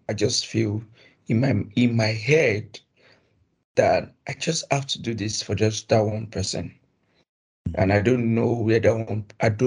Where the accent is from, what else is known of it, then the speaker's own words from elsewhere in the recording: Edo, Nigeria; also born or lived in Ijanikin, Lagos; Edo State